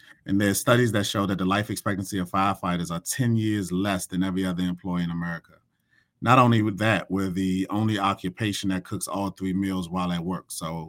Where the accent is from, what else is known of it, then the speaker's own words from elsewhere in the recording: Washington, District of Columbia, United States; a firehouse not too far from where I grew up from in Northeast DC.